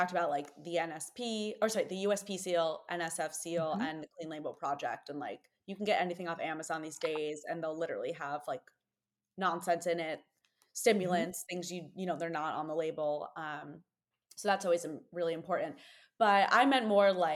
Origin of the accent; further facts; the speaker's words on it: New York, United States; as a New Yorker